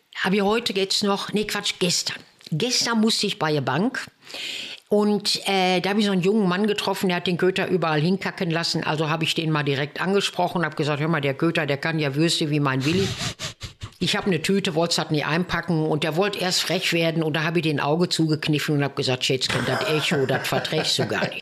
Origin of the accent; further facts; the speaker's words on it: Bochum, North Rhine-Westphalia, Germany; bei uns in Bochum.